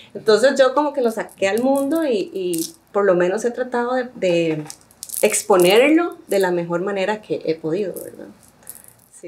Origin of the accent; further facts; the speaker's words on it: Sámara, Guanacaste, Costa Rica; also born or lived in Puntarenas; yo he vivido siempre en Samara y mis papás también